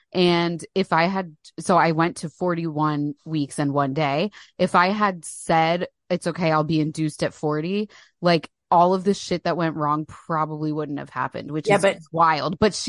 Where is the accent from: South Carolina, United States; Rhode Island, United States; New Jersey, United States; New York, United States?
New Jersey, United States; Yeah, we're both from New Jersey.